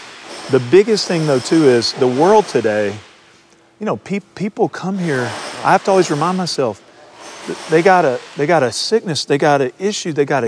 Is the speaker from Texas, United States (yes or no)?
yes; Texas, United States; I'm from Texas. I'm educated in Texas. Grew up here.